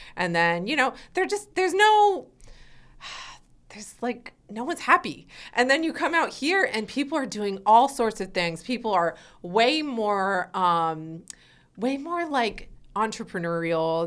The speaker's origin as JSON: {"language": "English", "town": "Weston", "region": "Connecticut", "country": "United States", "tie": "born or raised there", "moved": "as an adult", "lives_now": "Los Angeles, United States", "said": "I grew up in, like, a really preppy town in Connecticut"}